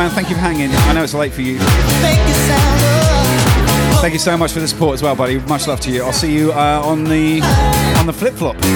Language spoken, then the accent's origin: English; Brighton, South East England, United Kingdom; I'm from Brighton. How are you doing?